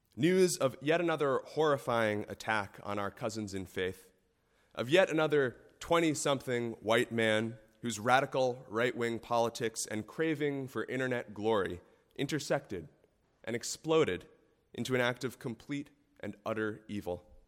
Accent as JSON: {"language": "English", "country": "United States", "said": "as an American"}